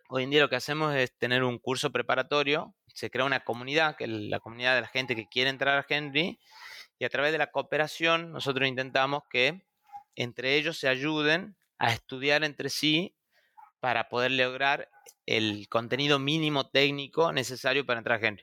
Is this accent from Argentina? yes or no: yes; Tucumán, Argentina; now in Buenos Aires, Argentina; soy de Tucumán, que es una provincia que queda al norte de la Argentina